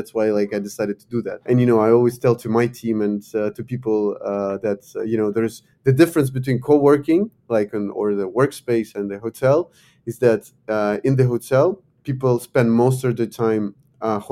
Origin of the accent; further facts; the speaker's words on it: Ukraine; also born or lived in Lyon, France / New York City, United States; I come from Ukraine